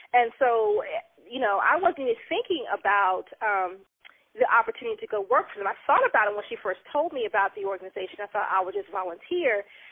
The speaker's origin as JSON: {"language": "English", "town": "Oklahoma City", "region": "Oklahoma", "country": "United States", "tie": "born or raised there", "moved": "yes", "lives_now": "Cincinnati, United States", "said": "I am originally from Oklahoma City"}